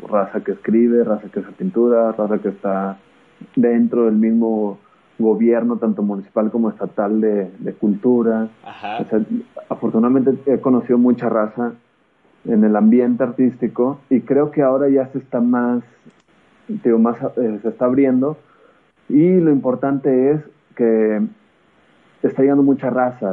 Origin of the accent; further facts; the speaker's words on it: Coahuila, Mexico; also born or lived in Torreón, Coahuila / Nuevo León; soy de Coahuila, le voy al Santos